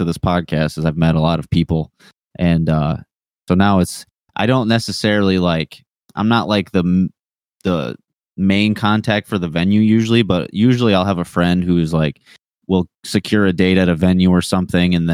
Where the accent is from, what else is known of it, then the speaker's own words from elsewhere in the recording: Detroit, Michigan, United States; I'm from Detroit